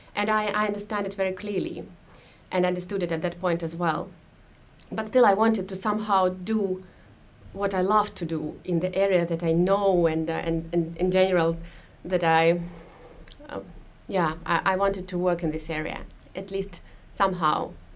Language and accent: English; Moscow, Russia; moved away as an adult; now in Finland; I was born in Moscow and I lived in Moscow um, until we moved to Finland a few years ago